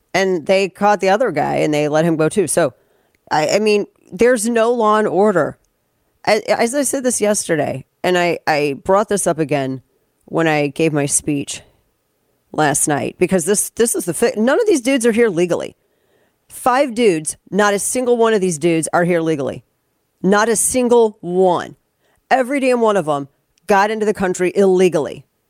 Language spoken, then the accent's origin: English; St. Louis, Missouri, United States; I'm from we're from St. Louis